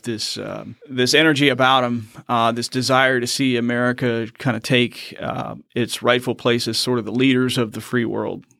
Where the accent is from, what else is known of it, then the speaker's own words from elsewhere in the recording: Richmond, Virginia, United States; moved away as an adult; also born or lived in Quincy, Massachusetts / Fort Leavenworth, Kansas; now in North Carolina, United States; I'm actually originally from Quincy, Massachusetts, moved down and kind of raised in Richmond, Virginia area